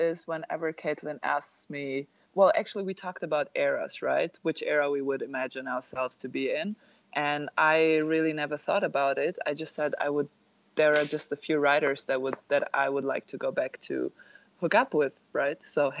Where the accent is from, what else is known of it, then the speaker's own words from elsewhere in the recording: Germany; we Germans